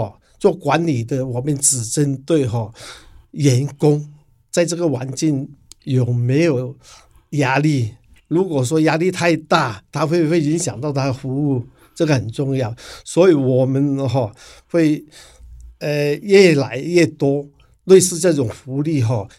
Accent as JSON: {"language": "Chinese", "country": "Hong Kong", "moved": "yes", "lives_now": "Taiwan", "said": "是的，我是八十二年哈从香港过来台湾哈，在台湾已经打拼了三十年。"}